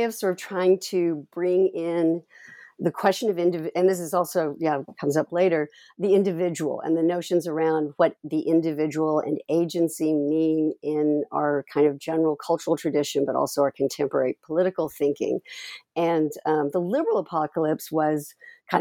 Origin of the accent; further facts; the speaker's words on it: Texas, United States; moved away; I'm originally from Texas